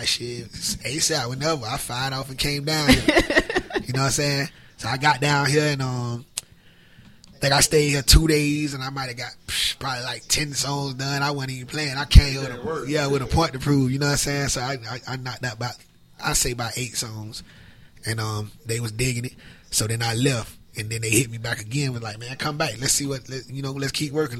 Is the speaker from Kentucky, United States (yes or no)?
no; Tampa, Florida, United States; Tampa, Florida, born and raised